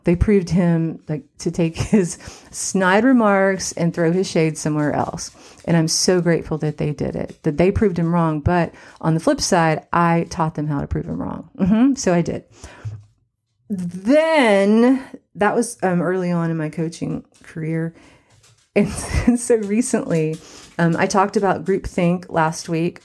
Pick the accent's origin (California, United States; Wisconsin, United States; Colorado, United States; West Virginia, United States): West Virginia, United States; Cottage Hill; now in Los Angeles, United States; I'm from Cottage Hill, West Virginia